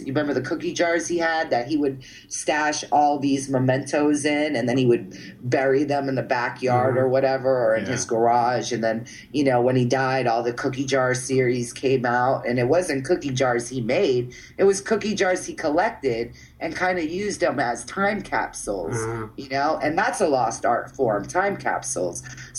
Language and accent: English; Florida, United States; We grew up together in Florida, in Central Florida together, and I was a surfer, and she was a skateboarder.